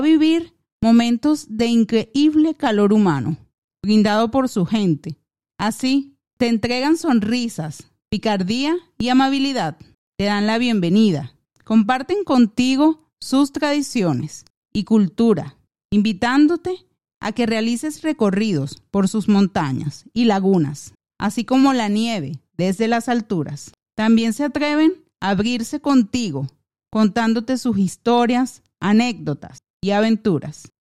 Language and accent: Spanish; Venezuelan Andes, Venezuela; mis recuerdos que atesoro con toda mi alma, como lo son los momentos hermosos, paisajes y tradiciones de mi tierra